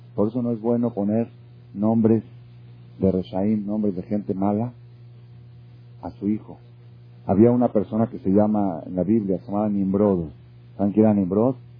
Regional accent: Mexico; yo nací en México

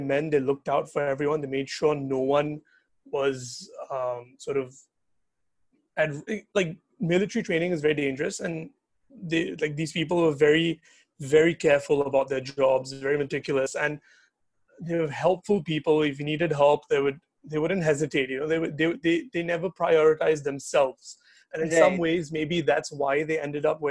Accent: Singapore; I'm not just a Singaporean, I'm a Singaporean Indian

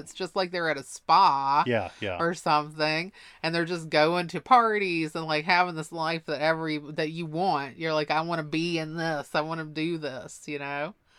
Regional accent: Mississippi, United States; I was like in high school in Mississippi. My accent was so ridiculous that I couldn't even understand myself half the time.

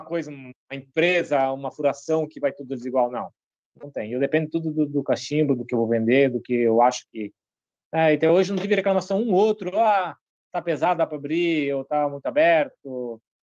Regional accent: Brazil; eu sou brasileiro

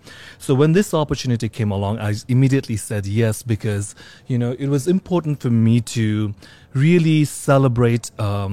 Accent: Nepal; also born or lived in Singapore / India / London / Australia; now in New York, United States; though I live in New York for 20 years right now, like I came from different parts of the world. I was born in Singapore, grew up in Nepal, lived in India, London, Australia.

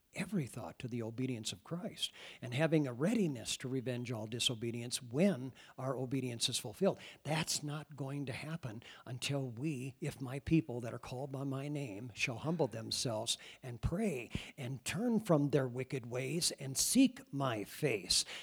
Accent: Iowa, United States; moved away; I come from Iowa

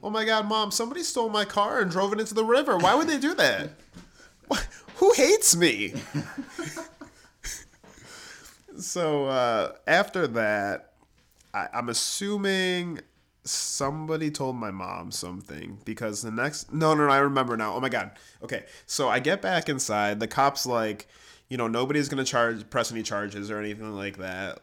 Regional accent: Grand Island, New York, United States; moved away; I'm from Grand Island, which is in between Niagara Falls, New York, and Buffalo.

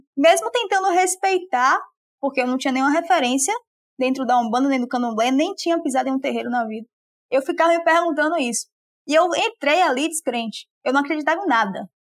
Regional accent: Salvador, Bahia, Brazil; moved away as an adult; now in Aracaju, Brazil; Eu sou de Salvador, mas eu me mudei para Aracaju, onde eu moro hoje, para estudar

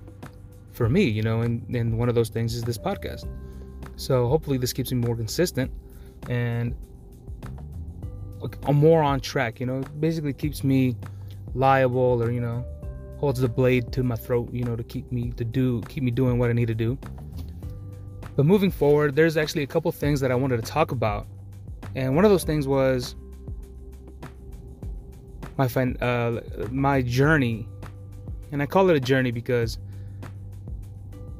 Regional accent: Maryland, United States; I'm from Maryland. You know, I was born and raised here

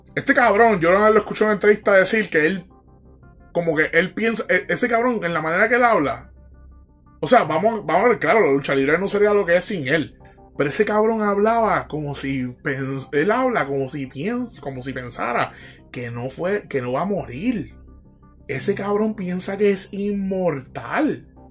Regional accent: Puerto Rico; Nosotros como boricua vivimos una cabrona isla

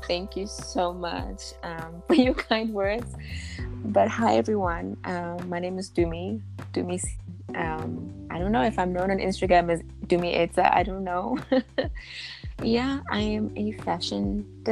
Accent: Johannesburg, Gauteng, South Africa; also born or lived in Lichtenburg, North West, South Africa; So I'm a small town girl and I was raised by my grandmother for about till I was about 4 or 5 years old. You know, and then eventually I moved to Joburg this side with my mother

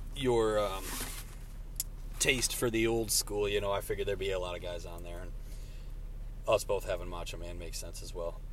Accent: Michigan, United States; We are from Michigan

